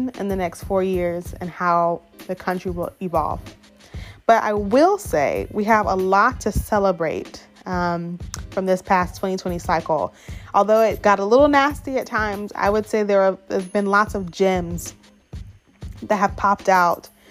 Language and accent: English; suburbs of Atlanta, Gwinnett County, Georgia, United States; moved away as an adult; now in Austin, United States; I grew up in the suburbs of Atlanta in Gwinnett County